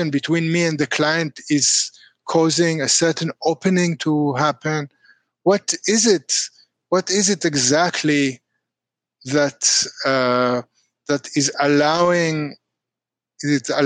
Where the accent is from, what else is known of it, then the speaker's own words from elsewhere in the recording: Israel; English is a second language; moved away as an adult; now in Taiwan; I'm Caucasian. I'm Israeli. I started to travel really in my early 20s, and I lived in many different countries. And in Taiwan, I live since 2014.